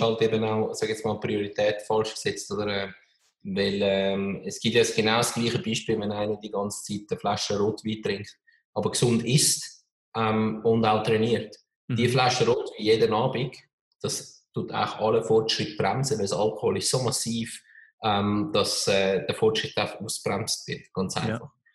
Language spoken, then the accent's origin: German; Switzerland; als Schweizer in einem kleinen, eher konservativen Land